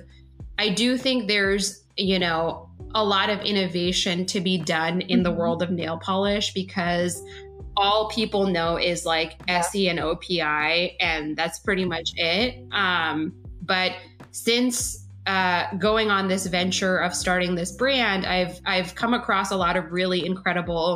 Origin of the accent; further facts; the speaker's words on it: New York City, New York, United States; now in Washington, DC, United States; I grew up in New York City